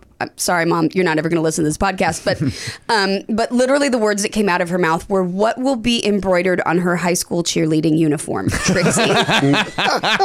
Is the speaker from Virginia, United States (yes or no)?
no; Orange County, California, United States; I grew up in Orange County